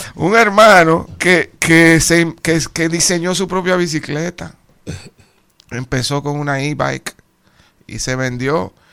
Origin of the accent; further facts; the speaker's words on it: Dominican Republic; moved away; Los fajadores que somos y lo creativos que somos los dominicanos